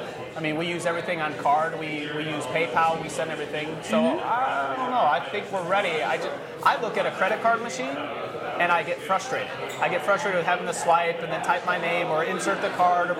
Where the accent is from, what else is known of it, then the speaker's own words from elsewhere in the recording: United States; as an American